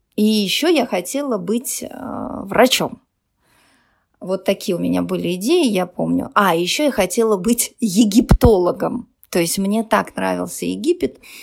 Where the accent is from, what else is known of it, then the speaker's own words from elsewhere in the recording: Yakutia, Sakha Republic, Russia; also born or lived in Chigda, near Aldan; Я родилась в Якутии. А, школа была достаточно далеко от нас, и приходилось ну, очень рано вставать, идти пешком, потому что мороз